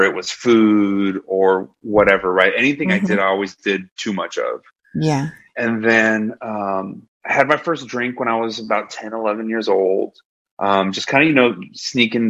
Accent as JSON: {"language": "English", "town": "Laredo", "region": "Texas", "country": "United States", "tie": "born or raised there", "said": "I grew up in South Texas in Laredo, which is a border town"}